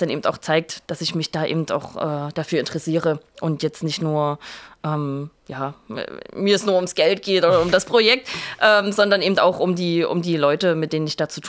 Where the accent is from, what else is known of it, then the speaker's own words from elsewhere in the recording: Saxony, Germany; also ich bin aus der Nähe von Leipzig ursprünglich und wusste, dass ich auch wieder nach Leipzig zurück möchte.